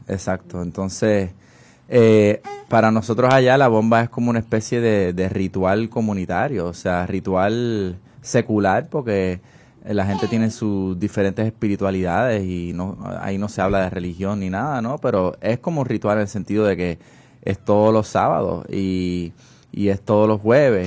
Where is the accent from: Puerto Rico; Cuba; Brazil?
Puerto Rico; San Juan; now in California, United States; yo soy de San Juan